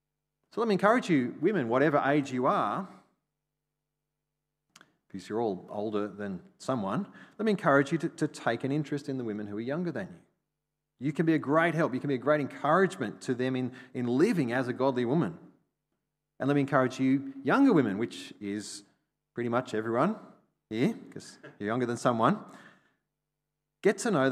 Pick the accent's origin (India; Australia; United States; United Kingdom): Australia; I mean, it's kind of part of being Australian.